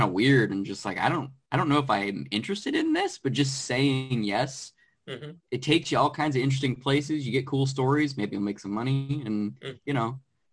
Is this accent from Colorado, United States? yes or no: no; Arizona, United States; moved away as an adult; now in Los Angeles, United States; I'm originally from Arizona. I moved out to Los Angeles, where I currently live, probably 6-7 years ago.